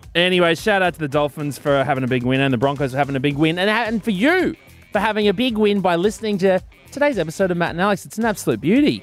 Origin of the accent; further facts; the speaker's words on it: Brisbane, Queensland, Australia; Brisbane City, proud of my hometown